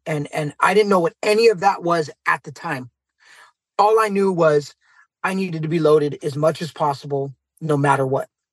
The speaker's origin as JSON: {"language": "English", "town": "San Jose", "region": "California", "country": "United States", "said": "I'm from San Jose, California"}